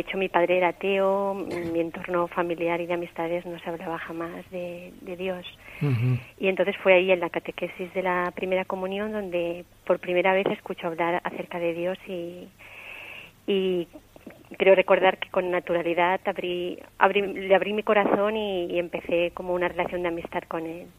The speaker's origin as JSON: {"language": "Spanish", "town": "Valencia", "region": "Valencian Community", "country": "Spain", "tie": "born or raised there", "also_born_or_lived": "Terrassa", "accent": "Valencian", "said": "yo nací en Tarrasa, pero vivo en Valencia eh, desde los cinco años."}